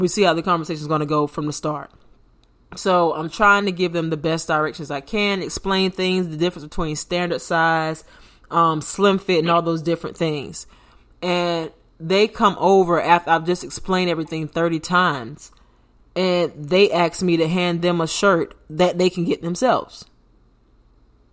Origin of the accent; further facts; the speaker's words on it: United States; I'm from America. Born and raised